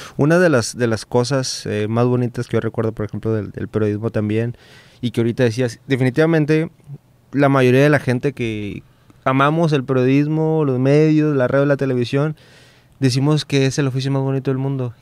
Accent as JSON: {"language": "Spanish", "town": "La Paz", "region": "Baja California Sur", "country": "Mexico", "moved": "yes", "lives_now": "Monterrey, Mexico", "said": "yo soy foráneo también, yo soy de Baja California Sur de La Paz"}